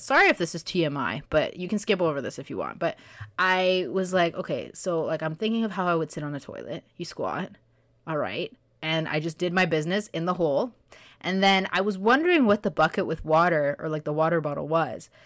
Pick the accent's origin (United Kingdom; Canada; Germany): Canada; also born or lived in Kenya; I was born in Canada and, but my parents are from A, B, and C